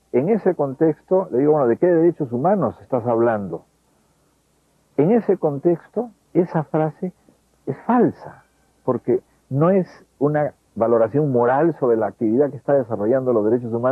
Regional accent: Huancavelica, Peru; peor de dónde eres me dijo yo agarré le dije soy de Huancavelica ah no Huancavelica son terroristas

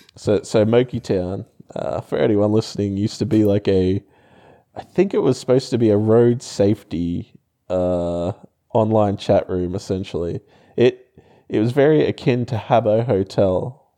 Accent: Townsville, Queensland, Australia; moved away; I'm from Townsville

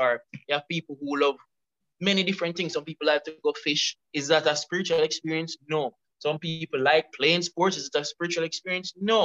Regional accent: Kingston, Jamaica

